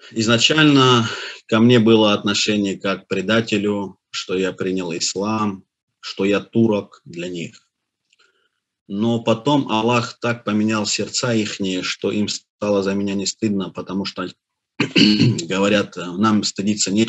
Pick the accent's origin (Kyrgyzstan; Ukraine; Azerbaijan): Azerbaijan; born there; Я родился в Азербайджане. Мой отец и мать жили в самом Баку.